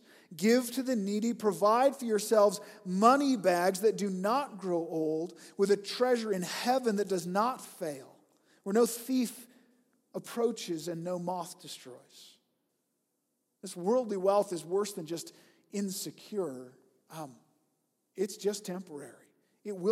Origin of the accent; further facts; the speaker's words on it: United States; I'm American